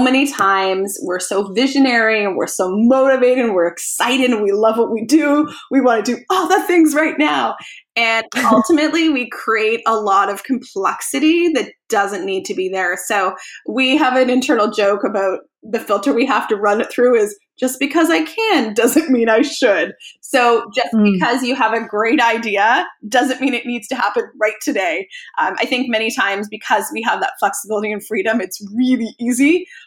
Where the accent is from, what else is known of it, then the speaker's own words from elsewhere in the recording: Canada; also born or lived in near Ottawa, Ontario; I actually live just outside of Canada's capital city, Ottawa, in a small rural town of 500 people. I'm a city girl and I'm trapped here